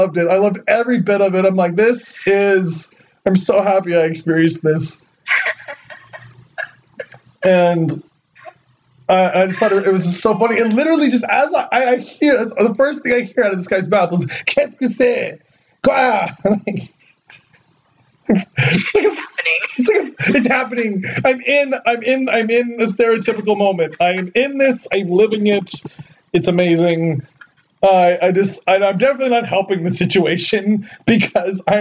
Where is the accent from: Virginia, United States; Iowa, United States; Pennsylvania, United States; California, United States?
California, United States; Ventura; I'm from Ventura, which is basically, we're, like, right about, I'm 50 miles from L.A.